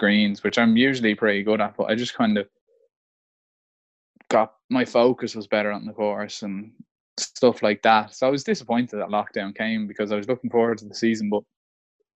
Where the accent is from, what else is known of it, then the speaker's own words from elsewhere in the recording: Malahide, Leinster, Ireland; I'm from Malahide